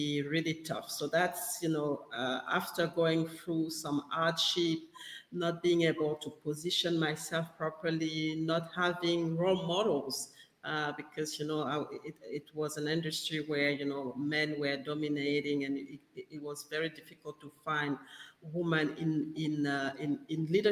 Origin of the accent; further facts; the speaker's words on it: Gabon; English is a second language; moved away as an adult; now in Perth, Australia; I'm based in Perth in Australia, and I'm actually originally from West Africa in Gabon.